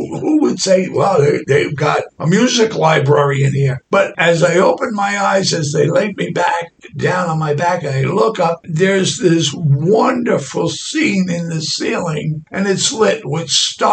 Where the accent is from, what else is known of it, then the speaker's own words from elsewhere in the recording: New York City, New York, United States; I come from Brooklyn, New York